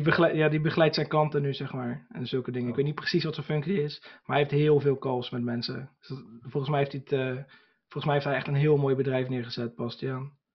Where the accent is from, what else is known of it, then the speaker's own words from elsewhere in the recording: Ridderkerk, South Holland, Netherlands; moved away as an adult; now in Burgh-Haamstede, Netherlands; ik kom dus oorspronkelijk uit Ridderkerk, dat is eh, naast Rotterdam